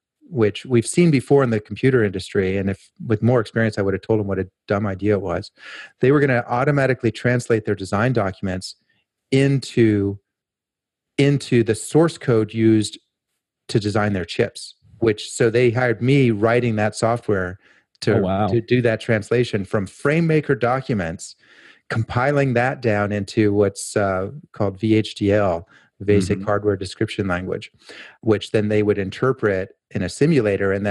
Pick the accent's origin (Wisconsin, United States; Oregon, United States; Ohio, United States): Oregon, United States; Portland; my hometown, which is Portland, Oregon.